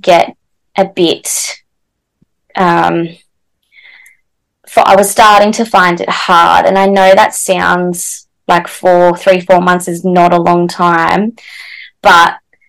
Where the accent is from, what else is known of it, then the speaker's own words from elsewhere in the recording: Newcastle, New South Wales, Australia; I'm from Newcastle in New South Wales, Australia.